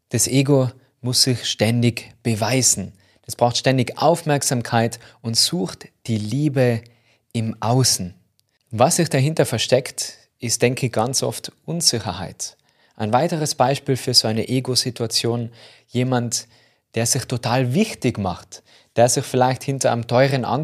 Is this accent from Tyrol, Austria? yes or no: yes; Tyrol, Austria; accent: Tyrolean; überall, wo man mich verstehen kann mit meinem Tiroler Dialekt